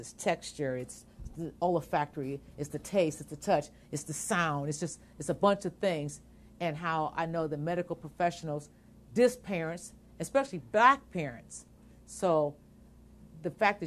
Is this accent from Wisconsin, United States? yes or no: no; Akron, Ohio, United States; We're from Akron